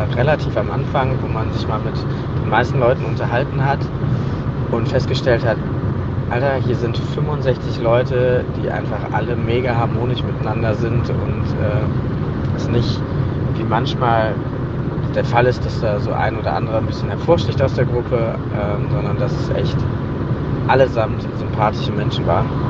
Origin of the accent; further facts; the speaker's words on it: North Rhine-Westphalia, Germany; moved away; Ich wohne am wunderschönen Niederrhein. Dort bin ich geboren, aufgewachsen, weggezogen und wieder hingezogen.